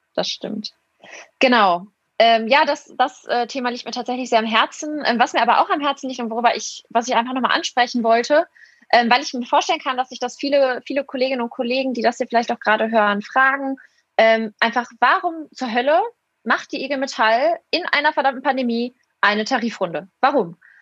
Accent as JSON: {"language": "German", "town": "Essen", "region": "North Rhine-Westphalia", "country": "Germany", "said": "bin 21 Jahre alt und ich komme aus Essen, ähm, habe dann duales Studium gemacht und äh, wohne und arbeite immer noch hier"}